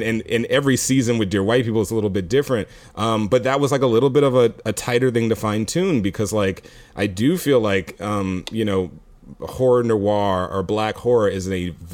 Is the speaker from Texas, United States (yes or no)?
yes; Houston, Texas, United States; I'm from Houston, so I'm also laid back